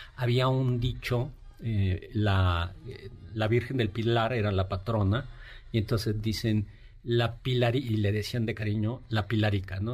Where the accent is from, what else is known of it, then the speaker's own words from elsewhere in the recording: Mexico; como los mexicanos